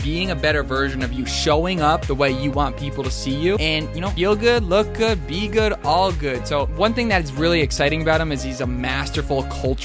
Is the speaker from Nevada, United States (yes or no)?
no; Albany, New York, United States; out here in my hometown of Albany, New York